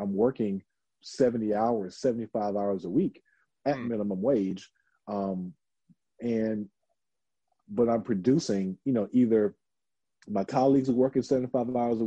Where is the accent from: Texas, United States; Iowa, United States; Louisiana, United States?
Texas, United States; Houston; I'm from Houston, so of course I know like a little Spanish